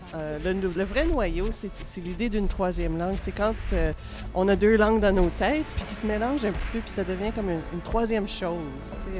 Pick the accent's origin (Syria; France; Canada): Canada; Ottawa, Ontario; moi, j'ai grandi à Ottawa, euh, ce qui est une, ville très bilingue